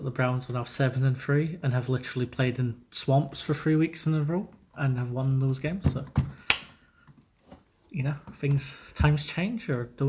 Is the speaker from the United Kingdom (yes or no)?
yes; Scotland, United Kingdom; because I'm Scottish